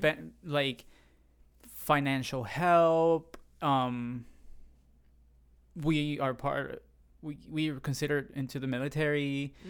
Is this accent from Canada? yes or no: no; San Juan, Puerto Rico; first language Spanish; English is a second language; moved away as an adult; also born or lived in rural central Puerto Rico; now in United States; I was raised in the capital, which is the city